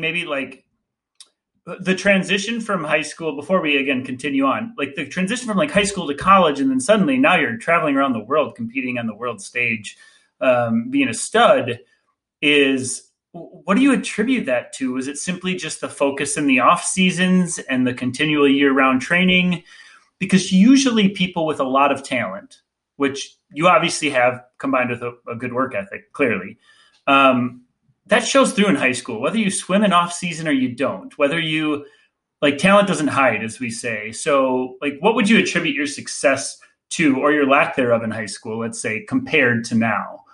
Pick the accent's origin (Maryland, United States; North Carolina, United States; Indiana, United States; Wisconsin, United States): Wisconsin, United States; Green Bay; I grew up in Green Bay, Wisconsin